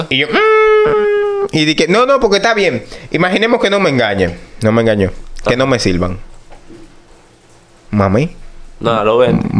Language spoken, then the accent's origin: Spanish; Mexico; Porque yo como mexicano, no, yo no.